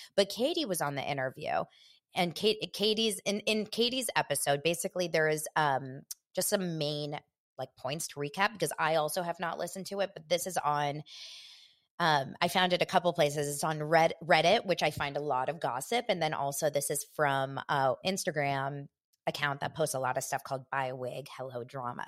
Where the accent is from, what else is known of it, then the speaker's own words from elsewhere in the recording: Los Angeles, California, United States; from Los Angeles